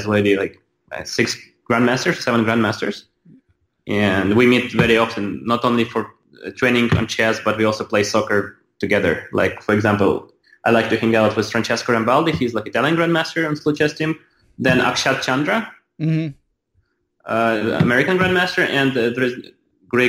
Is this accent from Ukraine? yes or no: yes; Ukraine; moved away; I was from Ukraine